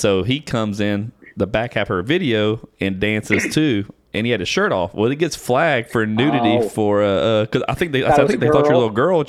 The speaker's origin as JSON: {"language": "English", "region": "Louisiana", "country": "United States", "moved": "yes", "lives_now": "Texas, United States", "said": "But I'm from Louisiana. I live in Texas now"}